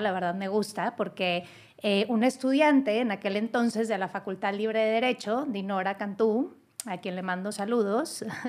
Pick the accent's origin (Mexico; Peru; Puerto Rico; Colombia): Mexico; Nuevo León; en Nuevo León, mi tierra, en la Sultana del Norte